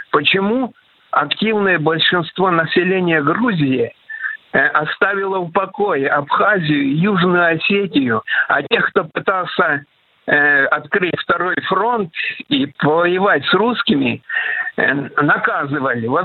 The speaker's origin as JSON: {"language": "Russian", "country": "Ukraine", "tie": "born or raised there", "moved": "yes", "said": "своего старого знакомого, с которым детство провел на Украине."}